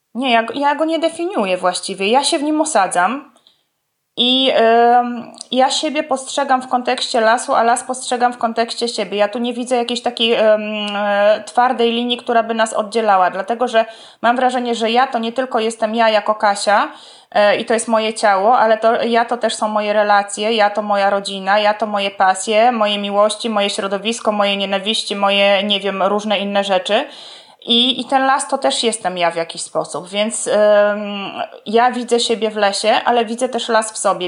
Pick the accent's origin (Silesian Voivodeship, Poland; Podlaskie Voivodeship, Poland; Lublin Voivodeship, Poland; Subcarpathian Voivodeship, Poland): Podlaskie Voivodeship, Poland; obie jesteśmy z Podlasia